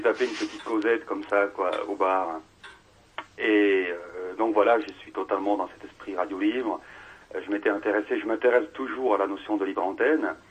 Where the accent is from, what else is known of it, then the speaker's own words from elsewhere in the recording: Toulouse, Occitania, France; also born or lived in Montpellier; je viens de Toulouse